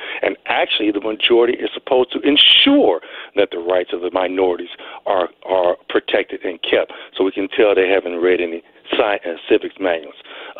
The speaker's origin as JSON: {"language": "English", "town": "Gary", "region": "Indiana", "country": "United States", "tie": "born or raised there", "said": "I'm born and raised in Gary."}